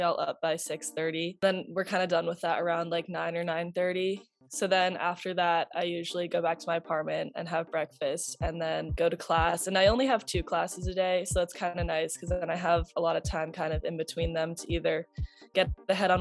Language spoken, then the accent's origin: English; Pelham, New York, United States; I'm from Pelham, New York